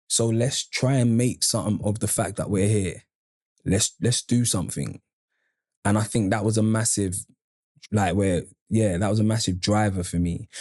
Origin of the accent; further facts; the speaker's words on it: London, United Kingdom; I grew up on Andover Estate